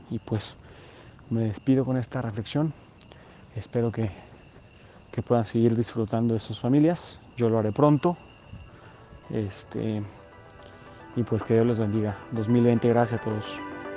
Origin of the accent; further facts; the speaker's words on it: Mexico; nosotros como mexicanos